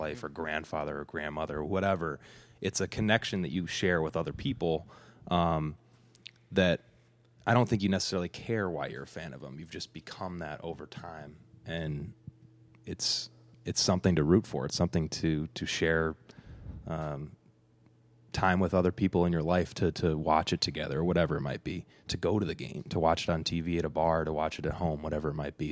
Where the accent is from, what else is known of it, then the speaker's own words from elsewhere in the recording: Evanston, Illinois, United States; I grew up in Evanston, about a half mile to a mile away from the stadium